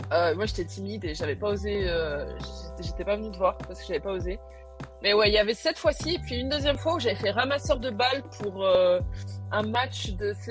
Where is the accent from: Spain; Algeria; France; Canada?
France; Réunion; je viens de La Réunion